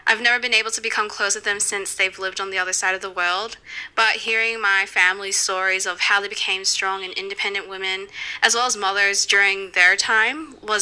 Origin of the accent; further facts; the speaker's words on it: Philippines; now in Australia; I am a Filipina immigrant living in Australia